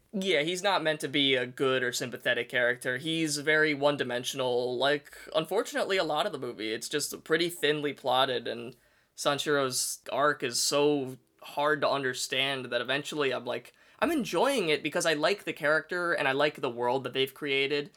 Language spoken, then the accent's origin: English; United States; as an American